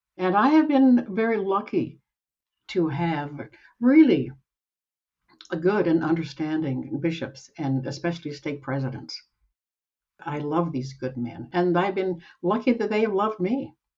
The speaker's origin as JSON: {"language": "English", "region": "Utah", "country": "United States", "tie": "born or raised there", "also_born_or_lived": "Salt Lake City, Utah / Gusher, Utah / Provo, Utah", "said": "I was born in Salt Lake City. When I was eight, we moved out to the Uinta Basin, where we lived in Gusher, Utah, tiny little town for five years. And then we moved to Provo, where I finished my growing up"}